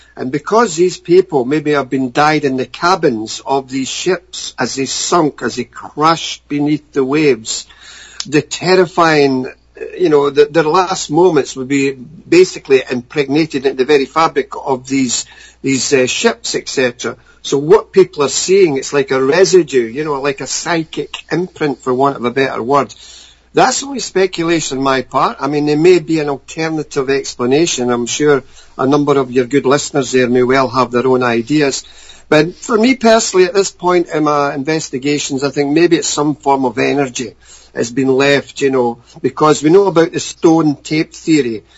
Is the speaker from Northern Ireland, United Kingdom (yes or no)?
no; Scotland, United Kingdom; growing up in Scotland